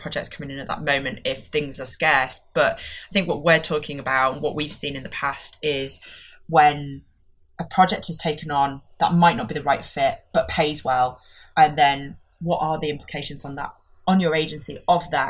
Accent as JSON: {"language": "English", "region": "Yorkshire and the Humber", "country": "United Kingdom", "accent": "Yorkshire", "said": "my Yorkshire accent comes out"}